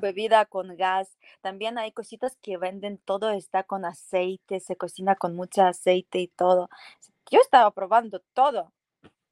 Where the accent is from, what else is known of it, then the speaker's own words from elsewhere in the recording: Poltava, Poltava Oblast, Ukraine; Spanish is a second language; moved away as an adult; now in Mexico; yo soy de Ucrania, mi ciudad se llama Poltava